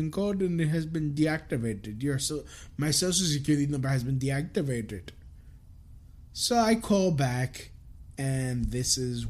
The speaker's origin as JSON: {"language": "English", "town": "East New York", "region": "New York", "country": "United States", "tie": "born or raised there", "also_born_or_lived": "Englewood, New Jersey", "said": "No, I was brought up in East New York."}